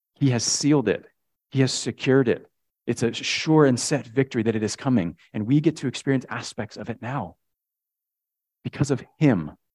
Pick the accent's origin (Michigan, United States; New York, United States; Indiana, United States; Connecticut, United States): Connecticut, United States; when I was a kid, we grew up in Connecticut